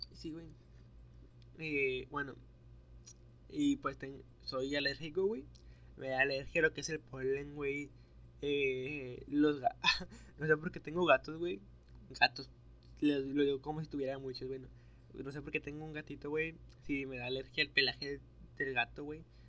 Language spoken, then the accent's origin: Spanish; Nuevo Laredo, Tamaulipas, Mexico; accent: norteño; Soy de Nuevo Laredo, Tamaulipas